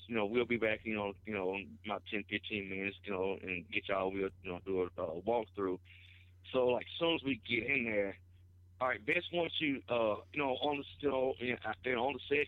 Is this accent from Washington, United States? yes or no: no; Osceola, Arkansas, United States; my hometown, Osceola